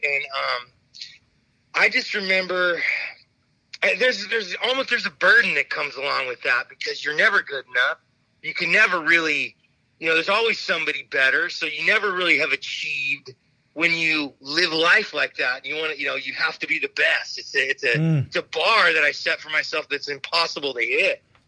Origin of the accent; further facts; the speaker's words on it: Phoenix, Arizona, United States; I grew up in Phoenix, Arizona